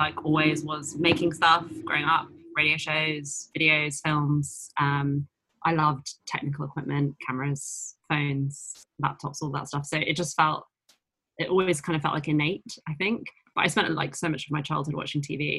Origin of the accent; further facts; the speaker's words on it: London, United Kingdom; I grew up in North London in Enfield